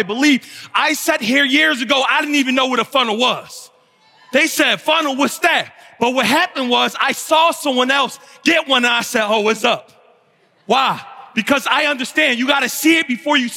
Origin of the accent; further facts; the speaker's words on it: Philadelphia, Pennsylvania, United States; I'm from West Philly.